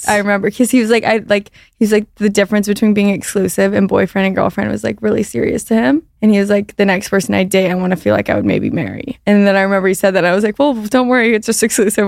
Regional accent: Orange County, California, United States; moved away as an adult; also born or lived in San Francisco / Boulder; grew up in Orange County

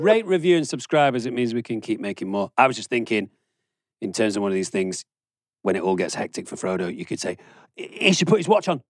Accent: Germany; now in United States; I grew up in Germany where they do centigrade, and then I had to move to the United States where they do Fahrenheit

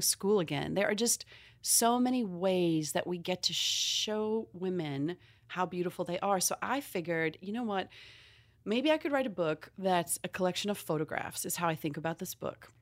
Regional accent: South Africa; moved away; I'm from South Africa originally

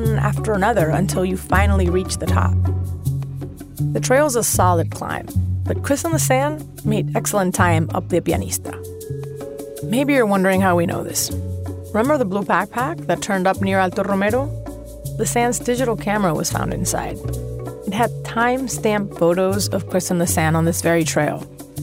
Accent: Caracas, Capital District, Venezuela; moved away; my hometown in Venezuela

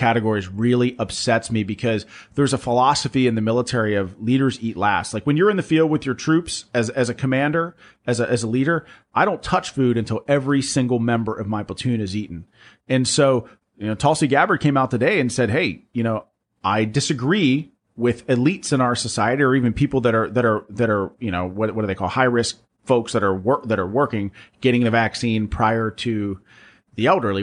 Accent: Pennsylvania, United States; my home state of Pennsylvania

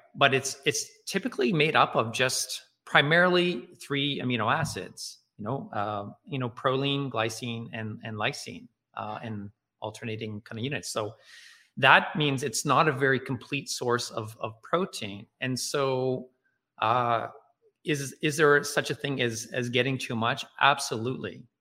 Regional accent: Nova Scotia, Canada; I'm living in, in growing up in Nova Scotia

